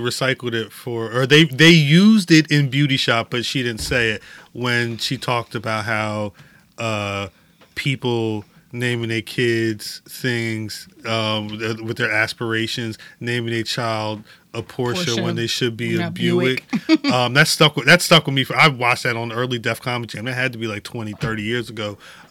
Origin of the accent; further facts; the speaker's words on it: London, United Kingdom; I'm from London.